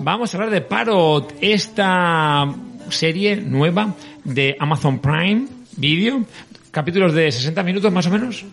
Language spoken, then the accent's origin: Spanish; L'Horta, Valencian Community, Spain; accent: Valencian; Yo soy de pueblo, soy de la Horta